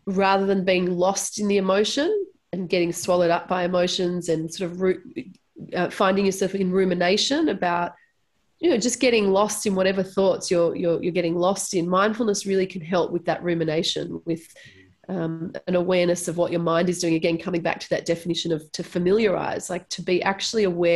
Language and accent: English; Melbourne, Victoria, Australia; I was born in Melbourne and born and raised in Melbourne